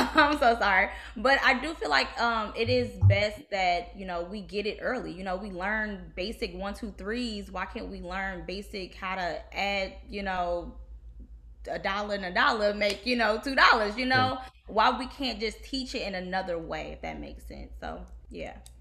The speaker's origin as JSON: {"language": "English", "town": "Detroit", "region": "Michigan", "country": "United States", "tie": "born or raised there", "also_born_or_lived": "Kentucky", "moved": "as an adult", "lives_now": "Houston, United States", "said": "growing up in Detroit"}